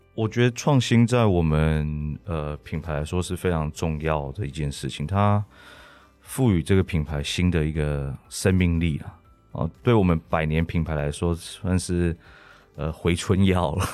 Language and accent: Chinese; Taiwan; 我们台湾人